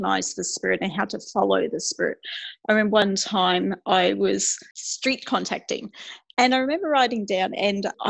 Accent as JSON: {"language": "English", "region": "Queensland", "country": "Australia", "tie": "born or raised there", "also_born_or_lived": "Gosnells, Western Australia", "said": "my parents were actually moved to Queensland just before I was born."}